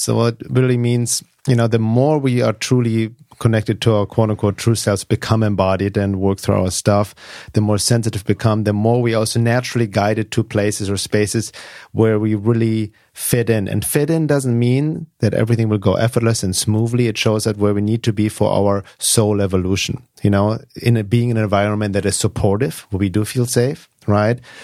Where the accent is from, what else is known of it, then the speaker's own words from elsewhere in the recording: Munich, Bavaria, Germany; moved away as an adult; also born or lived in Los Angeles, United States; now in California, United States; when I was two years old, they moved back to Germany, Munich, uh, because my mom didn't want me to grow up in Los Angeles